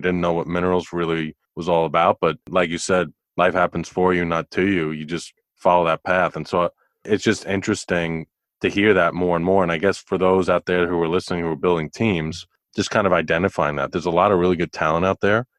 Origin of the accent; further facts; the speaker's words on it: New York, United States; moved away as an adult; also born or lived in Houston; I grew up in New York